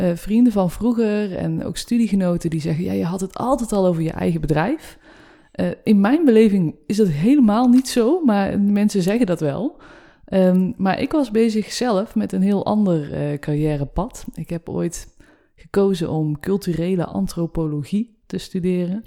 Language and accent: Dutch; North Brabant, Netherlands; now in Utrecht, Netherlands; Ik kom uit Brabant, trotse